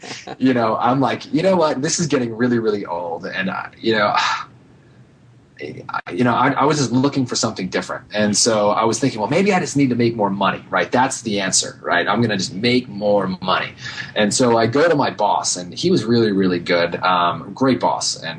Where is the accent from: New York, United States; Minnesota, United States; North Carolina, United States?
New York, United States; moved away as an adult; also born or lived in Michigan; now in California, United States; I'm from New York